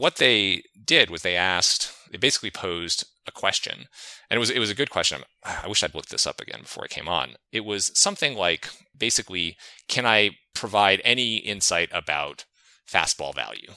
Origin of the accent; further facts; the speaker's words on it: New England, United States; I grew up in New England